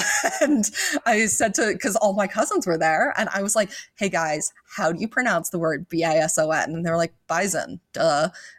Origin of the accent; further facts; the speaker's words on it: New York, United States; I'm not a bad driver. I'm just a distracted driver. And I'm a driver from New